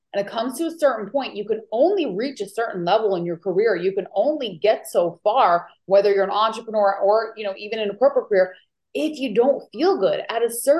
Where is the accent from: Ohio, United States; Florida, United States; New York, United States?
New York, United States; now in Maui, United States; I am originally from New York, but I actually live in Maui, Hawaii now